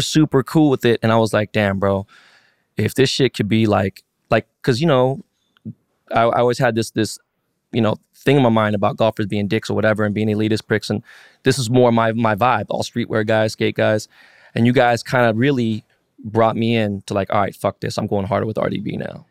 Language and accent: English; Los Angeles, California, United States; also born or lived in San Francisco; I was born and raised in Koreatown. I was in K-Town